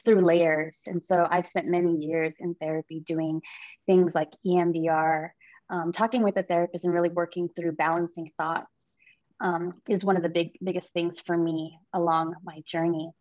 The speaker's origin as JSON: {"language": "English", "region": "Hawaii", "country": "United States", "moved": "yes", "lives_now": "San Diego, United States", "said": "I am from San Diego. I've been here for quite a long time, originally from Hawaii."}